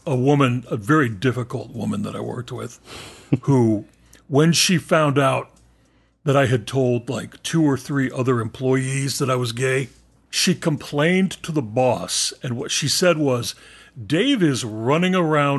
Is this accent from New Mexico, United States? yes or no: yes; Roswell, New Mexico, United States; also born or lived in Texas; And then when I was a kid, we moved to southeastern New Mexico. I lived in Roswell.